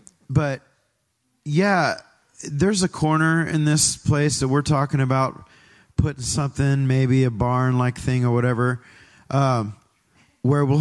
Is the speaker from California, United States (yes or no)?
yes; Pinole, California, United States; moved away as an adult; now in Tri-Valley, United States; I grew up in Pinole